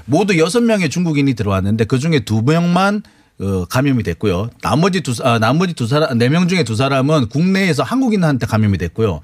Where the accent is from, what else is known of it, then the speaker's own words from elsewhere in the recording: Busan, South Korea; 제가 부산 출신이고 제 가족들 다 부산, 경남, 대구, 경북 다 사세요.